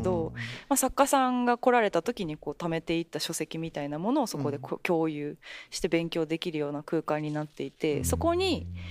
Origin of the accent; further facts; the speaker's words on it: Japan; 私はまあ全然日本出身